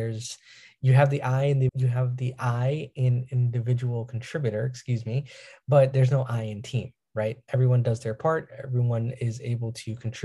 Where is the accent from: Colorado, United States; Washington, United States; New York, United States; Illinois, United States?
New York, United States; I'm from New York